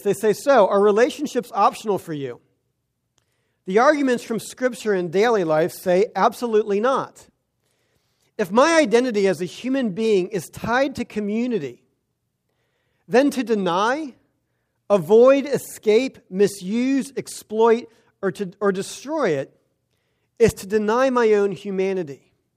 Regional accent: United States; We as Americans, as American Christians

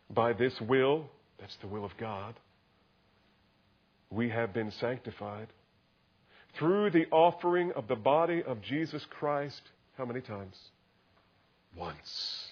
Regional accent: New Jersey, United States; I grew up in New Jersey

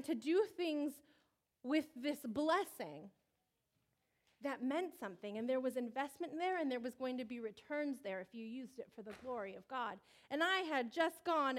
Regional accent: Riverside, California, United States; also born or lived in Michigan / San Diego; a California girl in the Midwest who has never been comfortable in degrees under 80 since I grew up in Riverside

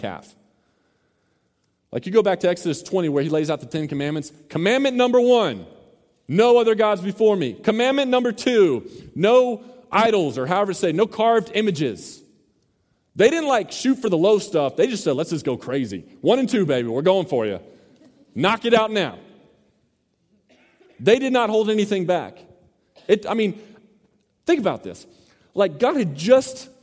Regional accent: Mesquite, Texas, United States; also born or lived in Garland, Texas; Growing up in Mesquite / Garland area

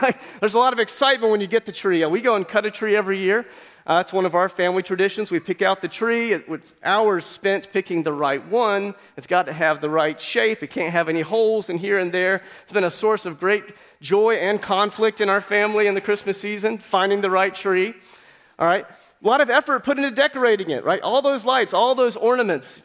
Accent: Appalachian Mountains, United States; I grew up in the Appalachian Mountains

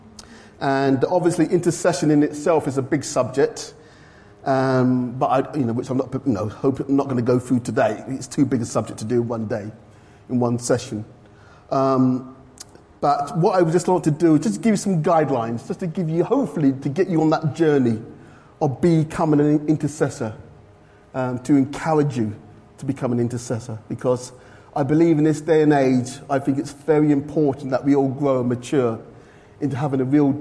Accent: London, United Kingdom; accent: London; moved away; I was from London originally, so my London accent

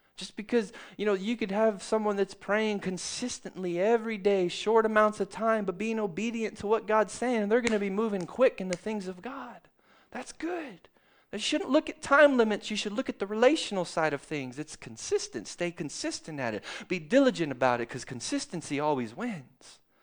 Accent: Texas, United States; I grew up in Texas

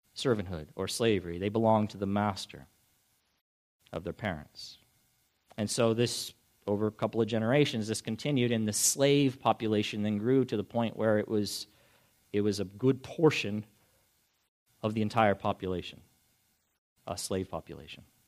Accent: United States; as an American living here in this country

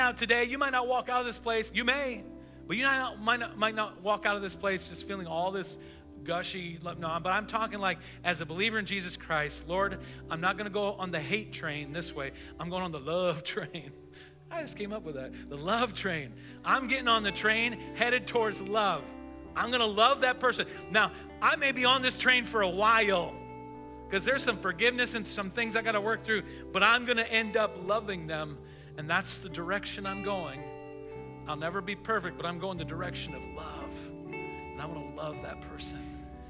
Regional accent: United States; I am an American, I'm a taxpaying American

